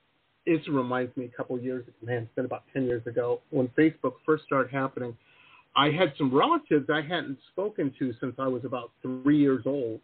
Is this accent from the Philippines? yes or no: no; Midwest, United States; now in California, United States; I grew up in the Midwest where people, they're like Klingons, you know, they drink crazy.